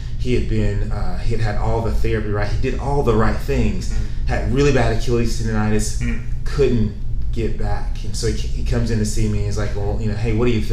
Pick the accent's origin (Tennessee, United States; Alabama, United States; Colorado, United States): Tennessee, United States; I'm from Tennessee